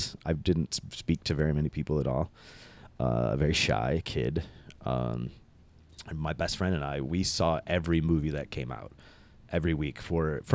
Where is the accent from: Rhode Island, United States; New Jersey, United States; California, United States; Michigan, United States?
Michigan, United States; Dearborn; I grew up in Dearborn